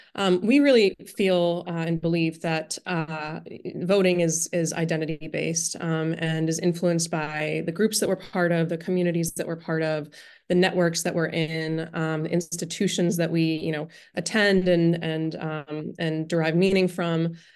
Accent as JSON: {"language": "English", "town": "Pittsburgh", "region": "Pennsylvania", "country": "United States", "tie": "born or raised there", "moved": "yes", "said": "growing up in Pittsburgh"}